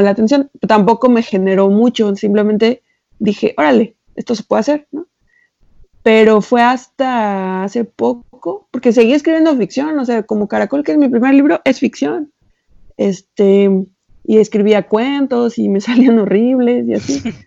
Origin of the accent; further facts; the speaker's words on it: Xalapa, Veracruz, Mexico; nosotros, mi hermano y yo, crecimos en Jalapa